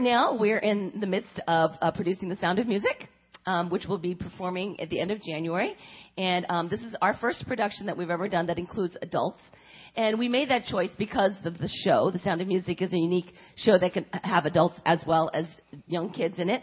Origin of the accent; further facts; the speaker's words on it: California, United States; moved away as an adult; also born or lived in Korea / Pennsylvania; now in Cincinnati, United States; raised in California